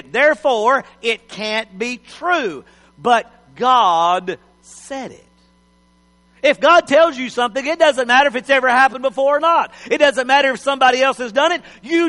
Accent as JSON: {"language": "English", "region": "Texas", "country": "United States", "said": "I'm a Texan, but I'm a foreigner."}